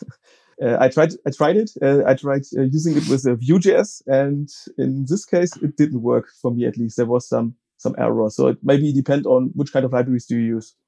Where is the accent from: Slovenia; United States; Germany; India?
Germany; Frankfurt, Hesse; I'm from uh, Germany, Frankfurt am Main